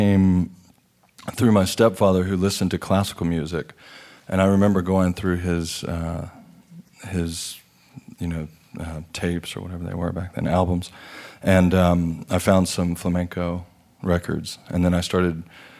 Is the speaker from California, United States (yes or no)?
no; Austin, Texas, United States; I do have, a lot of memories. Actually, not all that are good for children to hang out in, but they're definitely colorful moments until I was about 5 or 6.